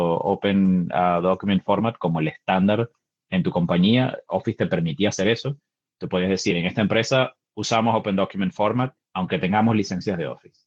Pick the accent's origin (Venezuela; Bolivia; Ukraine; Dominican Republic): Venezuela; now in Seattle, United States; Soy venezolano, vivo en Seattle